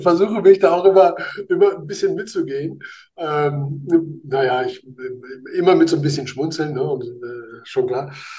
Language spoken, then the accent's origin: German; Spain; now in Germany; als Spanier